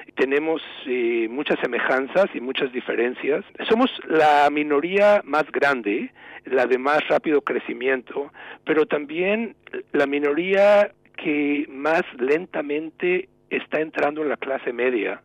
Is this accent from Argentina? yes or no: no; Mexico; moved away as an adult; also born or lived in New England, United States; now in United States